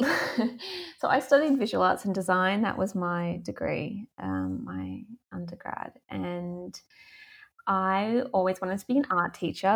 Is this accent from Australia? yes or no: yes; Australia; moved away; also born or lived in Melbourne; I grew up in Australia